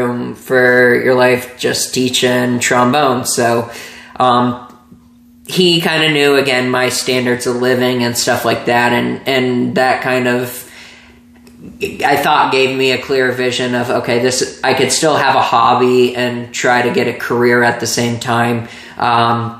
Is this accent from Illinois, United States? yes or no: no; Plano, Texas, United States; moved away as an adult; also born or lived in Arizona; growing up in Plano